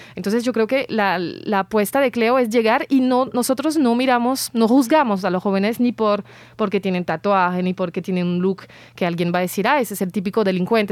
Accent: France; moved away; como francesa

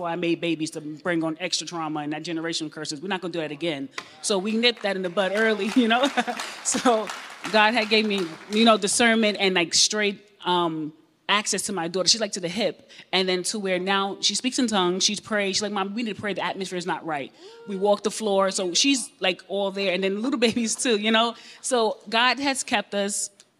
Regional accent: New York, United States; I'm from New York, born in the 80s

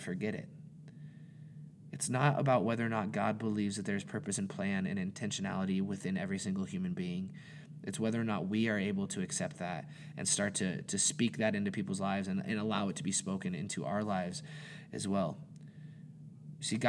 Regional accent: Montana, United States; I was born and raised in Montana

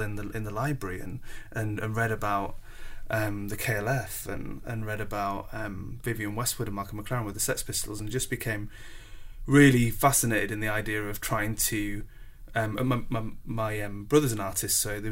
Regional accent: Scarborough, Yorkshire and the Humber, United Kingdom; moved away; growing up in Scarborough, it's a really wonderful place

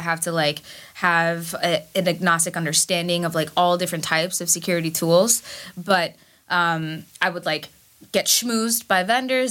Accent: New York City, New York, United States; also born or lived in Bangladesh; I am a Bangladeshi immigrant from Queens

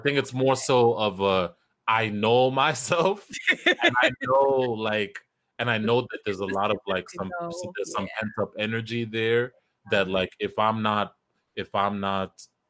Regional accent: Kenya; We're both African. You're Ghanaian, I'm Kenyan.

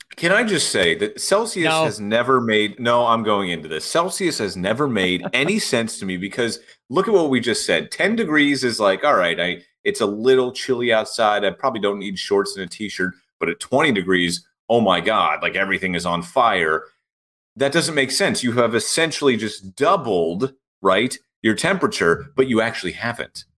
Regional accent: Pittsburgh, Pennsylvania, United States; my hometown Pittsburgh Pirates

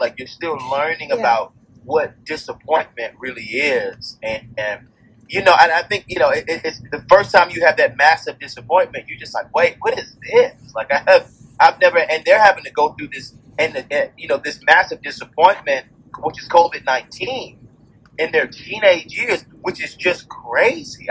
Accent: Atlanta, Georgia, United States; I grew up on Auburn Avenue, um, which is kind of the birthplace of civil rights here right in, in the United States.

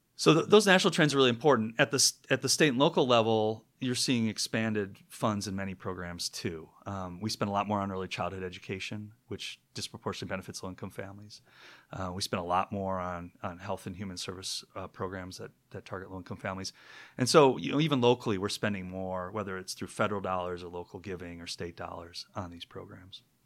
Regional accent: Minneapolis, Minnesota, United States; moved away as an adult; also born or lived in Michigan; now in Seattle, United States; I'm from Minneapolis originally

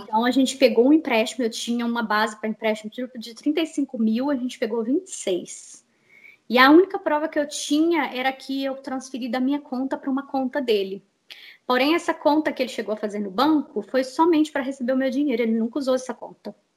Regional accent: Betim, Minas Gerais, Brazil; moved away as an adult; also born or lived in Belo Horizonte; now in United States; vim de Minas Gerais. Morei, nasci em BH, morava em Betim, morei em Betim a vida inteira

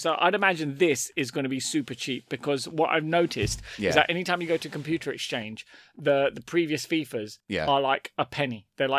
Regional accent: London, United Kingdom; I'm from London.

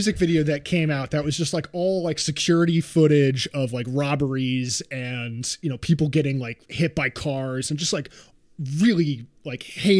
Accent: New York, United States; I grew up in New York.

